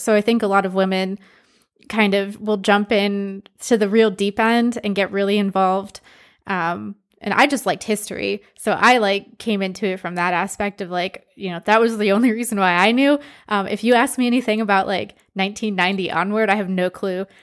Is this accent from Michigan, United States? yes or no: yes; Michigan, United States; moved away as an adult; also born or lived in Philadelphia; now in Texas, United States; I grew up in Michigan, which has a very distinct car culture